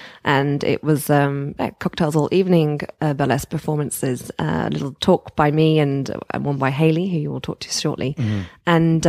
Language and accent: English; United Kingdom; So I guess once again, since we are British, we don't do things like this.